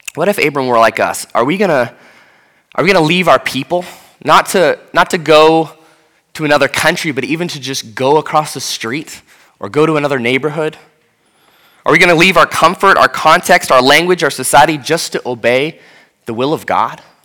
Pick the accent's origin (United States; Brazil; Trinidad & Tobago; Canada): United States; Seattle, Washington; moved away as an adult; now in Atlanta, United States; as a white person from Seattle